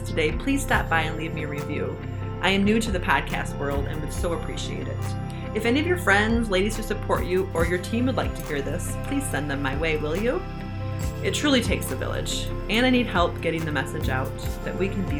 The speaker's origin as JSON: {"language": "English", "country": "United States", "said": "us Americans, we love the British accent too"}